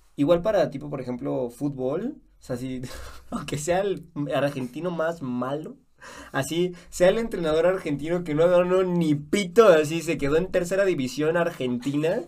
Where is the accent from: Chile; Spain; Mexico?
Mexico; now in Guatemala; yo que soy mexicano, a mí me costaba entender algunas palabras aquí en Guatemala